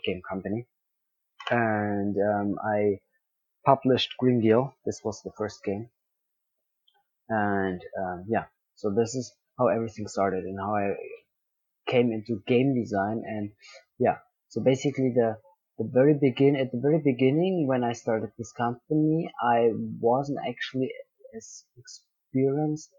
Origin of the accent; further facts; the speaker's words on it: Bavaria, Germany; also born or lived in Dubai; I was born in Dubai, and I lived there the first 5 years of my life. And then I grew up in South Germany, in Bavaria, most of my life.